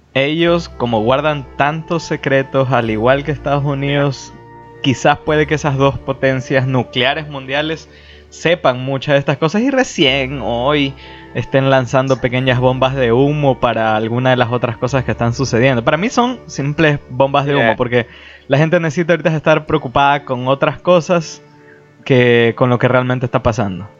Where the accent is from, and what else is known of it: Ecuador